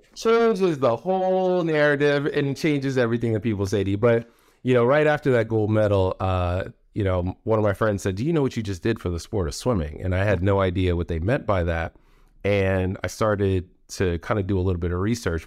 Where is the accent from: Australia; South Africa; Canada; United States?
United States; moved away; also born or lived in Raleigh, North Carolina; I grew up in New York, Jersey area.